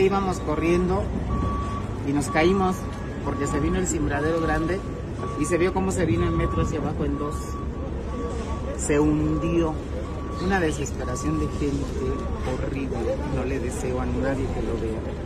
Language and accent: Spanish; Tabasco, Mexico; moved away as an adult; now in Mexico City, Mexico; Yo no soy de aquí, yo soy tabasqueño, pero ya tengo más de 10 años aquí.